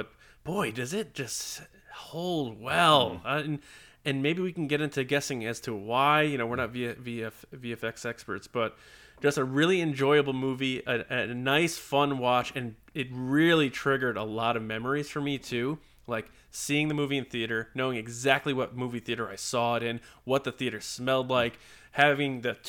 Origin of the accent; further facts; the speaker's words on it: New York, United States; one town over from where I grew up on Long Island.